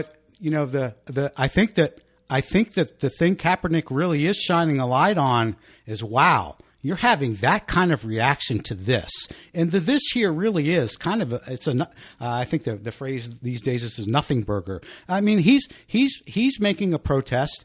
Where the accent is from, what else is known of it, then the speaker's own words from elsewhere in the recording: Washington, District of Columbia, United States; I am from the Washington D.C. area